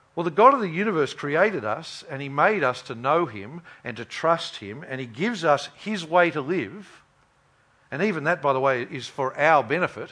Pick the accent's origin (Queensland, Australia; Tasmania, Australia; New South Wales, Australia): Queensland, Australia; I grew up in Queensland